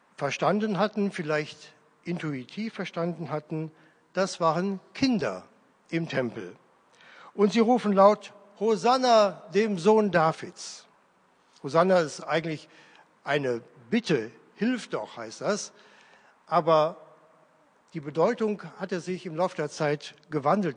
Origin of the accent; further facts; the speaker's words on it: Leverkusen, North Rhine-Westphalia, Germany; moved away; in meiner alten Heimatgemeinde in Leverkusen-Opladen